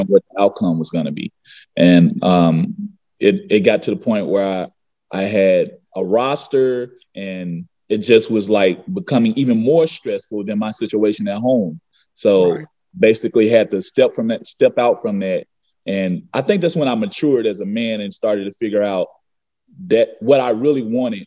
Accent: Memphis, Tennessee, United States; also born or lived in Arkansas; I'm from Memphis, Tennessee, South Memphis, Tennessee

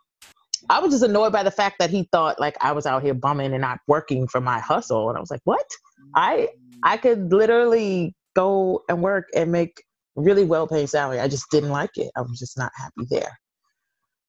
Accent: New York City, New York, United States; I'm from Brooklyn originally.

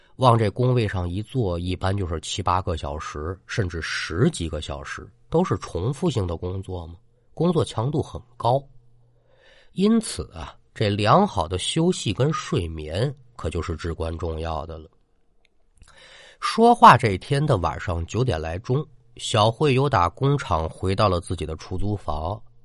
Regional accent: China; 也做了三十多年中国人了

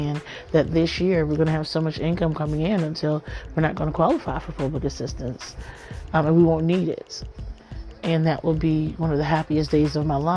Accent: Miami, Florida, United States; I'm from Miami, Florida

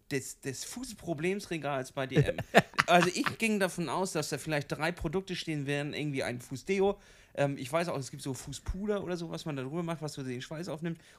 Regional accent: Kiel, Schleswig-Holstein, Germany; Ich komme aus Kiel, der Stadt am Meer.

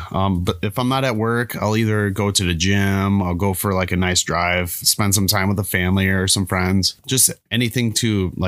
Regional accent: Twin Cities, Minnesota, United States; also born or lived in Fridley / Champlin; I was actually born in Fridley, but I moved around throughout the Twin Cities, Brooklyn Park, Brooklyn Center, Chaska, Crystal, Champlin, Dayton, Anoka, etc.

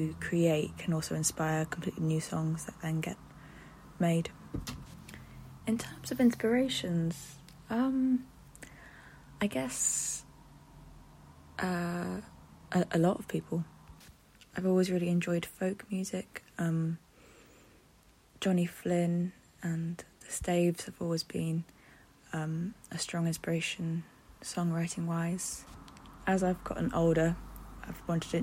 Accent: Nottingham, East Midlands, United Kingdom; I am a musician from Nottingham

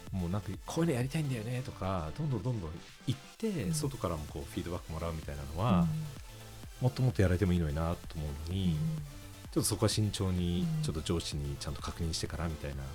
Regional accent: Kamakura, Kanagawa, Japan; moved away as an adult; also born or lived in United Kingdom; now in Paris, France; もう私あの鎌倉出身なんで

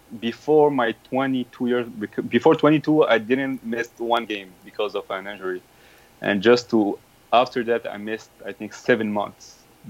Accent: Morocco; When I grew up in Morocco, my brother and my father were supporters of Raja.

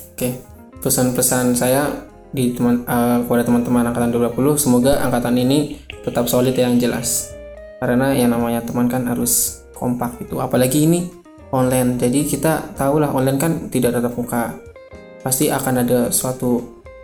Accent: Indonesia; saya lahir di Indonesia

